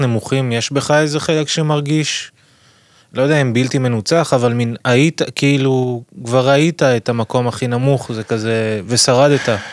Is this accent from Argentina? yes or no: no; France; now in Israel; כשהייתי ילד קטן, גדלתי בצרפת